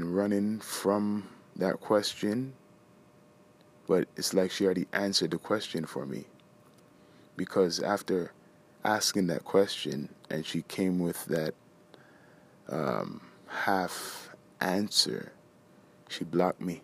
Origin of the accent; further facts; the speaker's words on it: Toronto, Ontario, Canada; we're from the Screwface capital